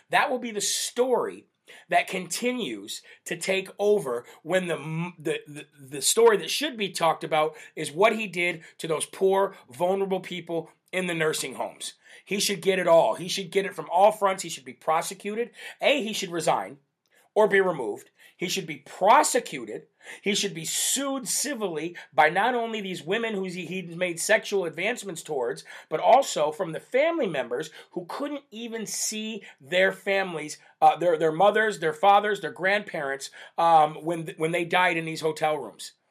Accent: Northeast, United States; I'm from the Northeast here

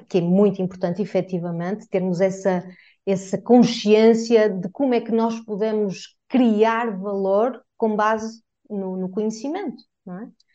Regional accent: Portugal; enquanto portuguesa

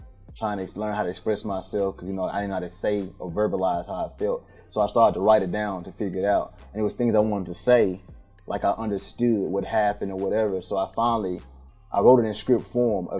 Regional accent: Memphis, Tennessee, United States; now in Atlanta, United States; I am from Memphis, Tennessee. North Memphis to the outside of North Memphis to both of Memphis

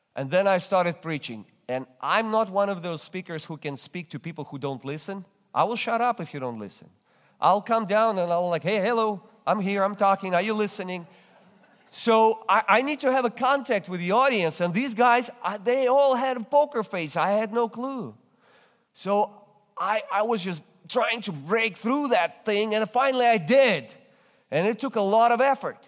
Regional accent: Russia; English is a second language; now in United States; I'm originally come from Russia. That's why you detect this accent

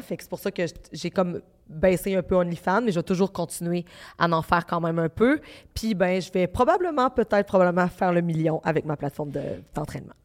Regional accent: Baie-Comeau, Quebec, Canada; je viens de Bécomo, c'est à Côte-Nord, c'est une petite ville

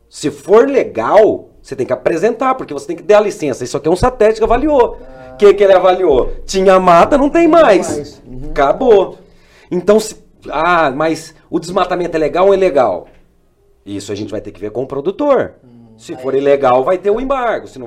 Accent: Umuarama, Paraná, Brazil; born there; also born or lived in Mato Grosso; Minha mãe é gaúcha, meu pai é paranaense, eu nasci em Moarama, no Paraná. Hoje retornei, moro aqui próximo de vocês.

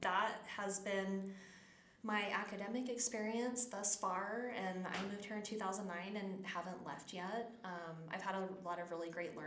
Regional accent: Las Cruces, New Mexico, United States; moved away as an adult; also born or lived in Texas; grew up in southern New Mexico, and then went to school in Texas

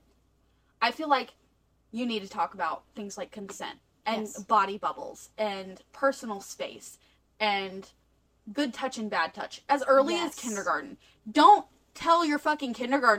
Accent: the South, United States; we're from the South

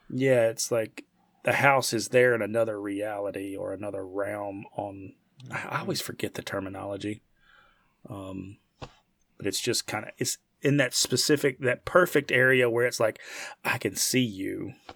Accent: United States; I'm from the United States.

